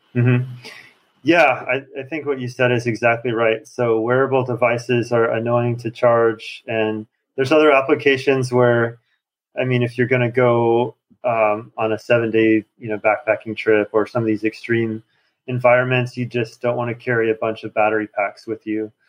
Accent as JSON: {"language": "English", "region": "Montana", "country": "United States", "tie": "born or raised there", "moved": "as an adult", "lives_now": "Shanghai, China", "said": "I grew up in Montana"}